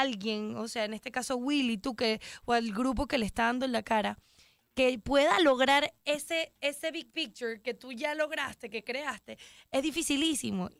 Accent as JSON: {"language": "Spanish", "country": "Venezuela", "said": "soy venezolano"}